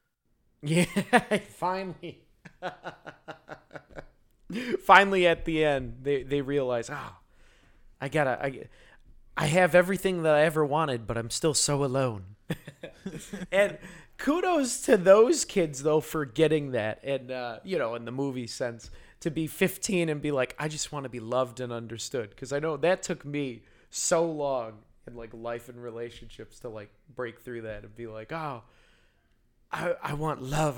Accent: Yorkville, Illinois, United States; I grew up in Yorkville, which is past Aurora, where it's all white people

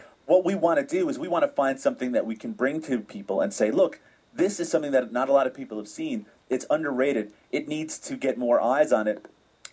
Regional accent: Newfoundland and Labrador, Canada; now in Ontario, Canada; I'm originally from Newfoundland

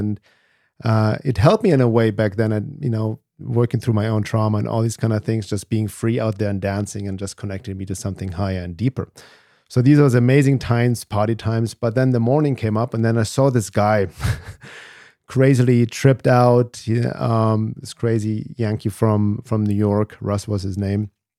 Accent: Germany; English is a second language; moved away as an adult; also born or lived in Los Angeles; obviously I'm from Germany. I came to the US in 1994 to Los Angeles to study drums and percussion. So I was kind of lost there as a little German kid there in his early 20s

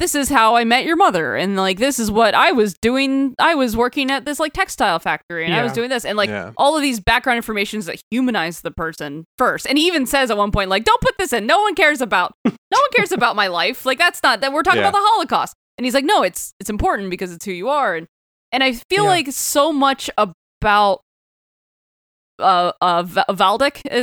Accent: the South, United States; I am from the South and we did not learn this book in curriculum

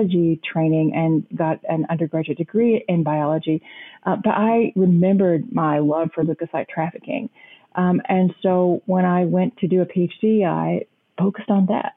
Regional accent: the panhandle of Texas, United States; now in St. Louis, United States; I grew up on a farm in the panhandle of Texas, actually a plant farm

